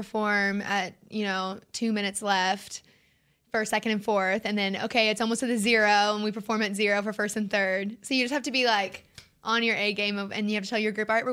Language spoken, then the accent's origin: English; Charlotte, North Carolina, United States; moved away; North Carolina, but South Charlotte, so I'm literally like 10 minutes from South Carolina